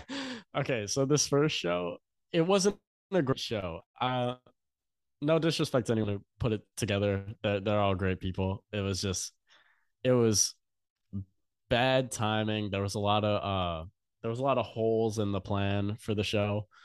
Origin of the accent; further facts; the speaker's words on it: Louisiana, United States; So if I go anywhere and say that I'm from Louisiana, people are like, oh my God.